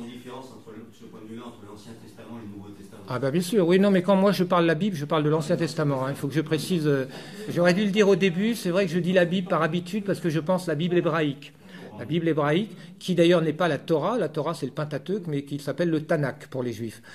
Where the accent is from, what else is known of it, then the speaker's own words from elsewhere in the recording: France; je suis français